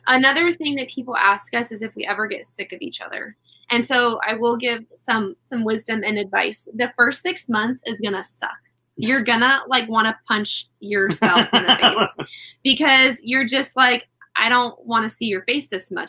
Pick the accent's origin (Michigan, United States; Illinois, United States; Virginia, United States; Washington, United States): Washington, United States; Puyallup; I grew up in Puyallup, Washington